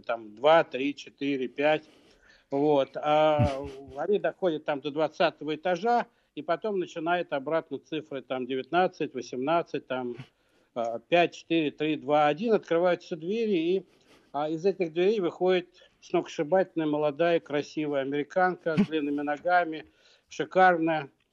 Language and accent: Russian; Moscow, Russia; я вырос в Москве